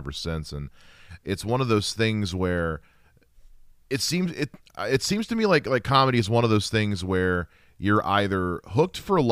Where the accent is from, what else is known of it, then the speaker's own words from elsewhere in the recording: United States; I'm a Carolina boy myself